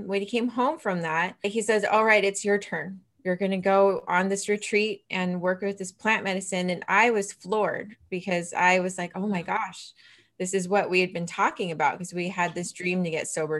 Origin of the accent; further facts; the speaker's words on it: Vancouver, British Columbia, Canada; I'm from Vancouver, BC